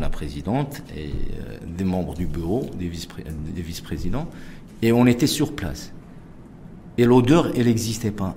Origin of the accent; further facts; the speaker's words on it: Casablanca, Casablanca-Settat, Morocco; nous, on est des Casablancais